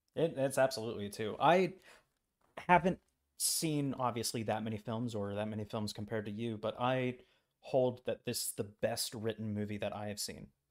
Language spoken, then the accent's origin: English; United States; I'm an American tourist abroad